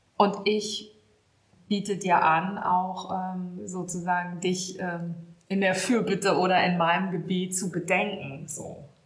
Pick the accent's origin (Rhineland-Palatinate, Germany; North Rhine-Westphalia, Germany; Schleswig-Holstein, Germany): North Rhine-Westphalia, Germany; Münster; moved away as an adult; also born or lived in Hamburg; now in Ahrensburg, Germany; Gebürtig bin ich gar nicht von hier, sondern ich komme aus Westfalen. Bin in Münster geboren, aufgewachsen, habe da studiert und bin erst zum Vikariat nach Hamburg gekommen.